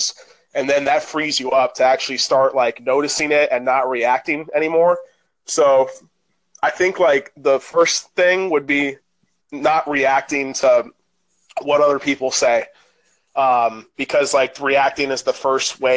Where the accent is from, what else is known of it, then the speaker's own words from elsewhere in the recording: Orlando, Florida, United States; Me and my stepbrother shared a room at the time growing up in Orlando